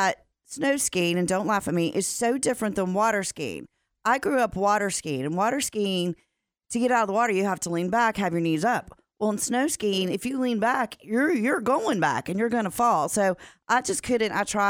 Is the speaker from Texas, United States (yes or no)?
yes; Dallas, Texas, United States; I grew up in North Dallas.